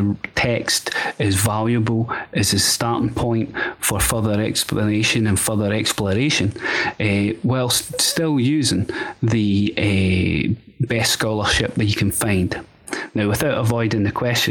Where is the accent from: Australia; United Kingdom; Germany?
United Kingdom; Scotland; born or raised there